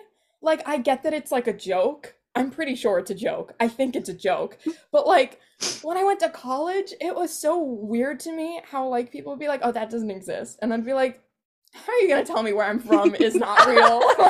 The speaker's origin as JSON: {"language": "English", "region": "New Jersey", "country": "United States", "said": "I'm from Central Jersey. I'm proud of it. I'm proud."}